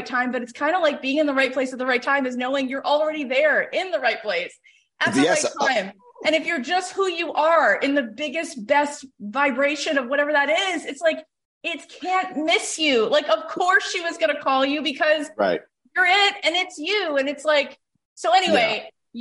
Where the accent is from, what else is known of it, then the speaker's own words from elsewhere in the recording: Long Island, New York, United States; I'm a Jewish girl from Long Island.